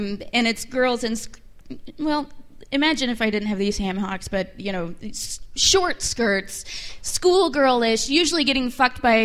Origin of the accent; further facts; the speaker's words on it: Oklahoma, United States; moved away; I'm from Oklahoma originally, so I grew up racist and small-minded